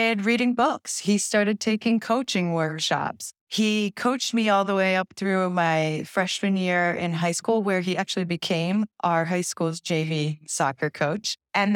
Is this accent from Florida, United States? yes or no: no; Bay Village, Ohio, United States; I grew up in Bay Village, Ohio, which is a small suburb just west of Cleveland